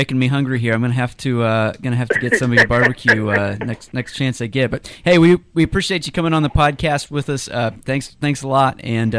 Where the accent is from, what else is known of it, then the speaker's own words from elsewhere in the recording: Kansas City, United States; moved away; So I'm from Kansas City, so I you know, we have strong opinions about barbecue back there.